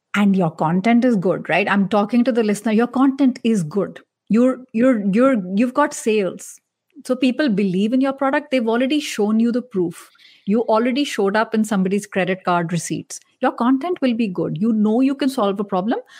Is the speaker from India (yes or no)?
yes; India; I'm Indian